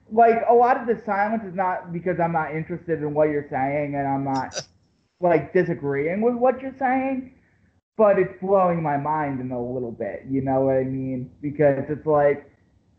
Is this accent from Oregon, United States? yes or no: no; Philadelphia, Pennsylvania, United States; I'm from Philadelphia. Okay. I'm right outside of Philadelphia.